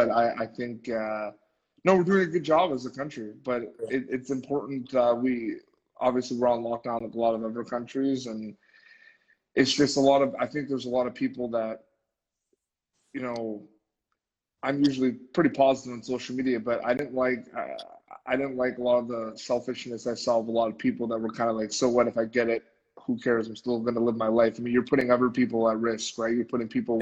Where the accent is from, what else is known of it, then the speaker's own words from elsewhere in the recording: Montreal, Quebec, Canada; Montreal, where I'm from